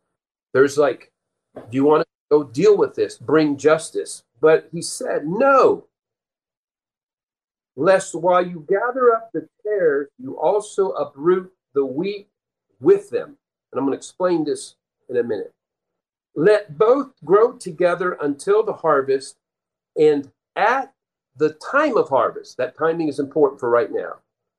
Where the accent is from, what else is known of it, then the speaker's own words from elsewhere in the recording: Peru; but when I lived, and my parents were missionaries, I grew up in Peru, South America. We lived there most of our first 18 years. Several years we were on a farm community.